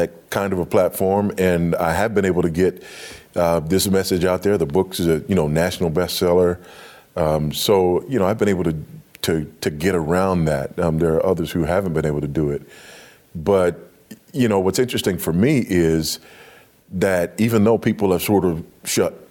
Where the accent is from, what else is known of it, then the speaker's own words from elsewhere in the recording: Los Angeles, California, United States; moved away as an adult; also born or lived in Africa; I grew up in Los Angeles